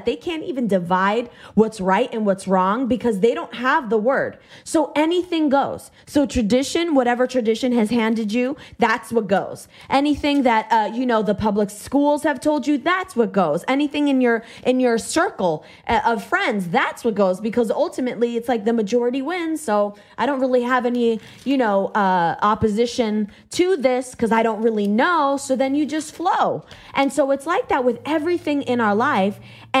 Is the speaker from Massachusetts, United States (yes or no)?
yes; Massachusetts, United States; I went to public school because I was raised in Massachusetts, as liberal as it gets.